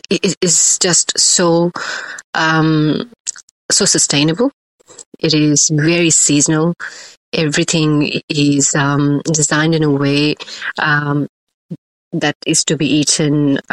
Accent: Ahmedabad, Gujarat, India; I grew up in Ahmedabad, which is in west side of India, in Gujarat. Predominantly a vegetarian state.

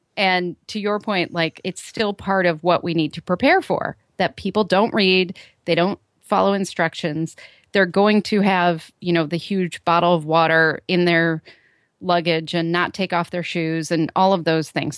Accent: Chicago, Illinois, United States; my hometown, Chicago O'Hare

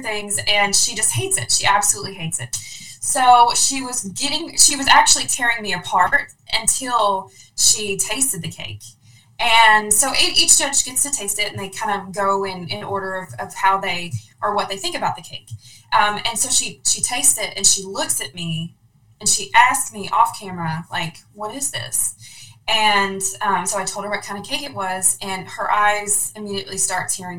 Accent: Louisville, Kentucky, United States; I'm from Louisville, Kentucky

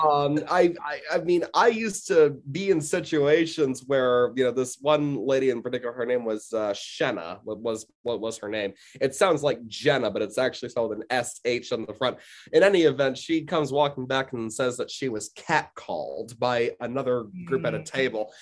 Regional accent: United States; I'm very American

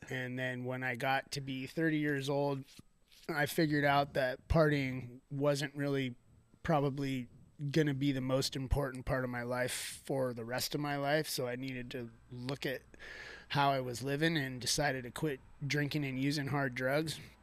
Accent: Thousand Oaks, California, United States; I grew up here in Newbury Park, Thousand Oaks

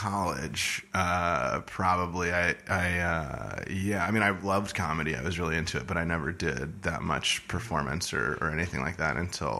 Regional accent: San Diego, California, United States; moved away as an adult; Originally, I'm from San Diego, California.

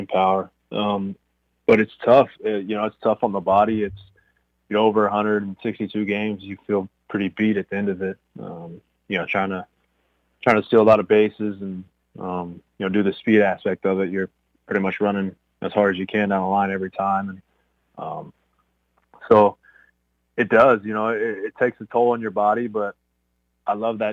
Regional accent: Irving, Texas, United States; I grew up in Irving, so I grew up a diehard Rangers fan

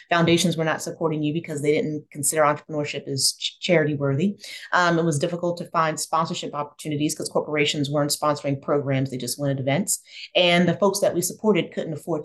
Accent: New Jersey, United States; moved away as an adult; also born or lived in Camden, New Jersey / Atlanta, Georgia; I'm a Jersey girl, grew up in South Jersey, born in Camden, raised in the suburbs.

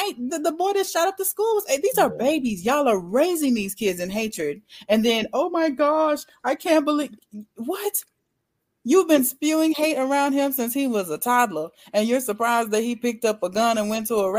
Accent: Louisiana, United States; moved away; also born or lived in Shreveport; I'm from Louisiana

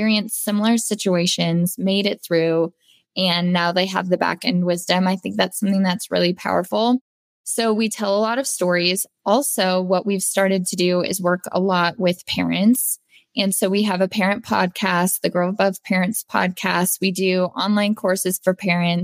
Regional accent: Denver, Colorado, United States; I was born and raised in Denver, Colorado

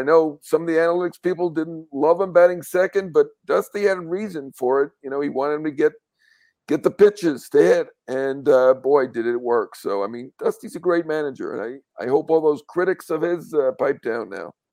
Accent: New York, United States; a New Yorker

